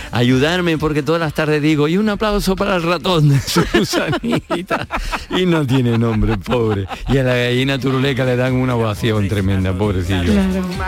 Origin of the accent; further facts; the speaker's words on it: Madrid, Community of Madrid, Spain; moved away as an adult; now in Málaga, Spain; he vivido toda la vida en Madrid